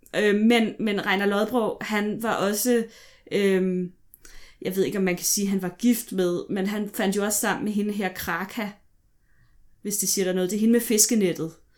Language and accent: Danish; Vestegnen, Capital Region of Denmark, Denmark; jeg er vokset op på Vestegnen